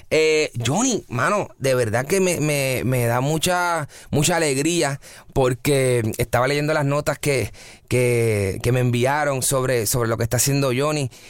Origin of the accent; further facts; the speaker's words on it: Barranquilla, Atlántico, Colombia; en mi caso, mi caso es de Barranquilla, yo soy costeño, eh, mi esposa es de Barranquilla.